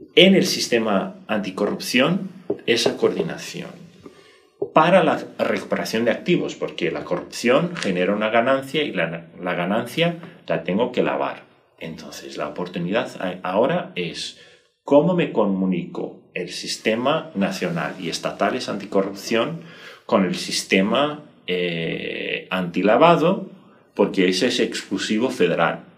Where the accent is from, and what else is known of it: Brazil